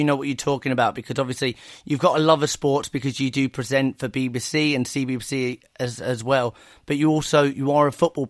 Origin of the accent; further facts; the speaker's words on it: Blackpool, North West England, United Kingdom; I grew up in Blackpool